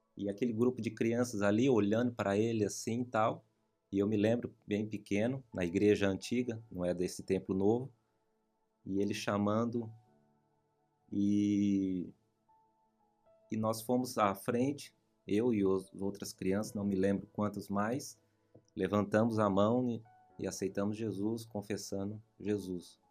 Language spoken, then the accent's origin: Portuguese; Sumaré, São Paulo, Brazil; moved away as an adult; now in New York, United States; Eu nasci, criei e me criei lá em Sumaré